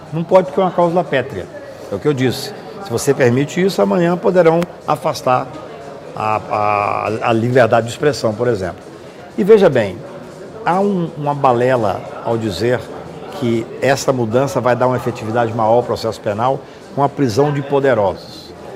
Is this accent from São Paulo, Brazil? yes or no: no; Patos de Minas, Minas Gerais, Brazil; moved away as an adult; also born or lived in Goiânia; now in Brasília, Brazil; eu quando saí de Patos, na época 76, não tinha faculdade em Patos